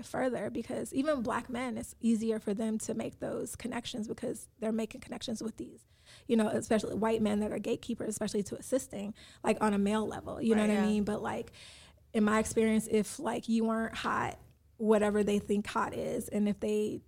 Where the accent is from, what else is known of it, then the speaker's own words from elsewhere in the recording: Chicago, Illinois, United States; I'm from Chicago, so, like, I understand, you know, different things.